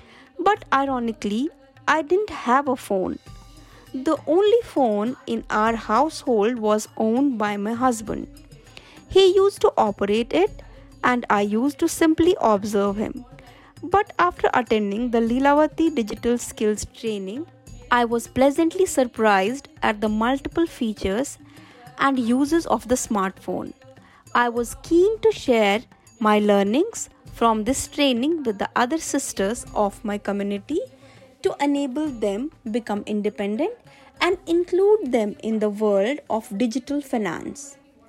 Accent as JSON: {"language": "English", "town": "Gamda Bamania", "region": "Rajasthan", "country": "India", "said": "I belong to Gamda Bamania village, Dongarpur, Rajasthan, and am a member of SEVA since 2014. I belong to the Rajput community."}